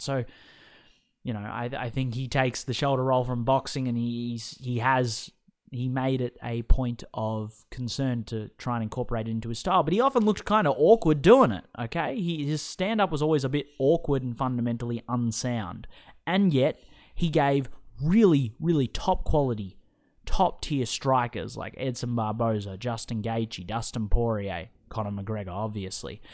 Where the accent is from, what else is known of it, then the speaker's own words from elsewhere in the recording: Australia; my home country